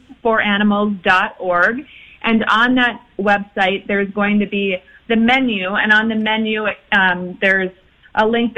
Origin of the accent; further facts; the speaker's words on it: Blaine, Minnesota, United States; We're both from Blaine, but we summer in North Oak